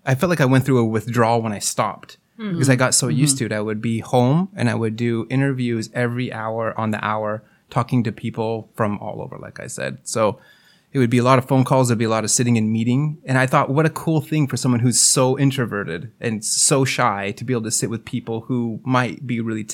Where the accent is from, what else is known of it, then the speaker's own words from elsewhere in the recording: Salt Lake City, Utah, United States; moved away as an adult; now in Santa Barbara, United States; I was actually in my hometown of Salt Lake City, Utah